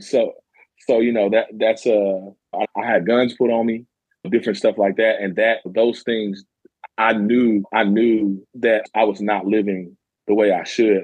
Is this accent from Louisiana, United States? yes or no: no; Murray, Kentucky, United States; also born or lived in Madisonville, Kentucky; I'm from Madisonville, Kentucky. I actually grew up in Murray, Kentucky